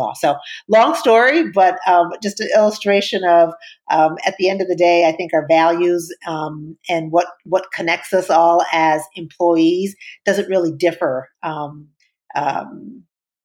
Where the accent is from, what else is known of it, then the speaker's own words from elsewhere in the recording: Wisconsin, United States; moved away as an adult; now in New York, United States; I grew up in Wisconsin, went to law school, undergrad law school in Wisconsin